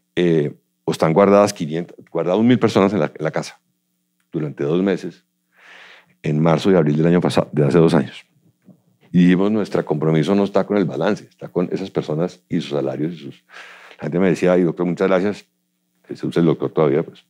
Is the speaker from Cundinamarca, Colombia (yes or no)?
yes; Cajicá, Cundinamarca, Colombia; yo crecí en Cajicá, vivíamos allá veníamos todos los días colegio de Bogotá